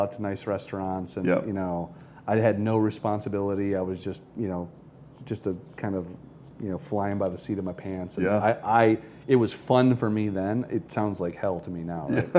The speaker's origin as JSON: {"language": "English", "region": "Michigan", "country": "United States", "moved": "yes", "lives_now": "Cincinnati, United States", "said": "I'm from Michigan"}